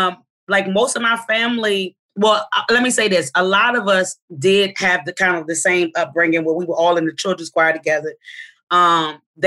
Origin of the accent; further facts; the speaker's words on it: Arlington, Virginia, United States; I grew up in Arlington, Virginia